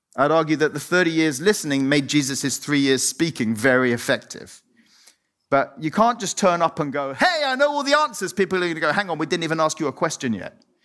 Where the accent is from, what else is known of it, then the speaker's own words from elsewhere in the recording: Cyprus; moved away; I was born, I grew up in Cyprus